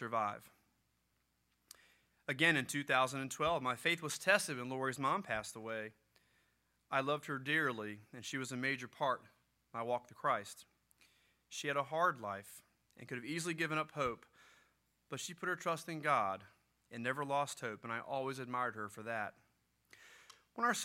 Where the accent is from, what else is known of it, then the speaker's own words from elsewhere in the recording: Gloucester, Virginia, United States; I grew up in Gloucester, Virginia.